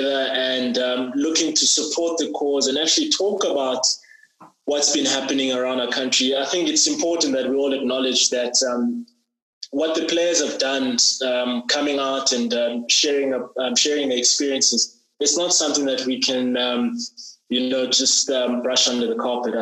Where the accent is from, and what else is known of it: South Africa